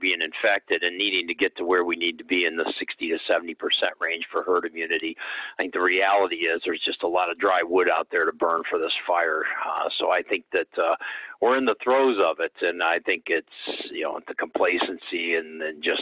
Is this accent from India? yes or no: no; Akron, Ohio, United States; also born or lived in Toledo, Ohio / Sandusky, Ohio; born and raised in Akron, Ohio